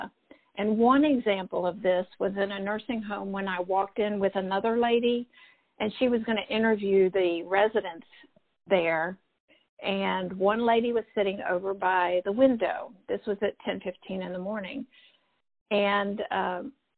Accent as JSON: {"language": "English", "town": "Elon", "region": "North Carolina", "country": "United States", "tie": "born or raised there", "said": "I grew up in Elon College"}